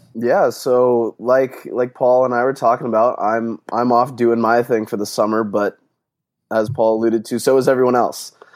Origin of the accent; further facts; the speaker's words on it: Phoenix, Arizona, United States; moved away as an adult; also born or lived in Leesburg, Virginia; I'm originally from Phoenix, Arizona